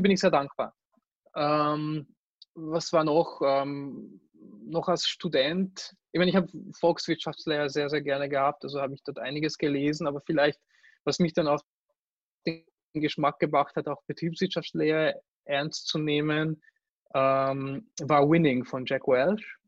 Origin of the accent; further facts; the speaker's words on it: Hungary; now in Austria; ich mich einfach als Ungar und als Europäer fühle